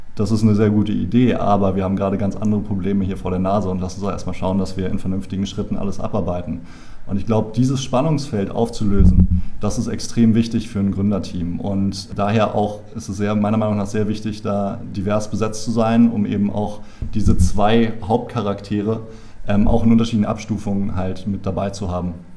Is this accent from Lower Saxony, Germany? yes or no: no; Berlin, Germany; also born or lived in Ireland; ich komme aus Berlin, bin hier geboren